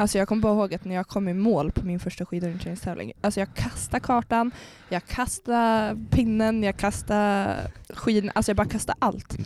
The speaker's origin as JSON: {"language": "Swedish", "town": "Sundsvall", "region": "Västernorrland County", "country": "Sweden", "moved": "yes", "said": "jag jobbade ju på Coop hemma i Sundsvall"}